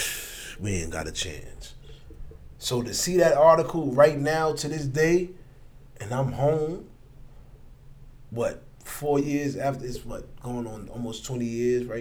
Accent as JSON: {"language": "English", "town": "New York City", "region": "New York", "country": "United States", "tie": "born or raised there", "said": "I grew up in Brooklyn. In East New York, Brooklyn, a section of East New York, Brooklyn, and the projects"}